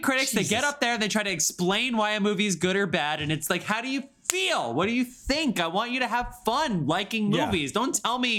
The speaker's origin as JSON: {"language": "English", "country": "United States", "said": "I'm American"}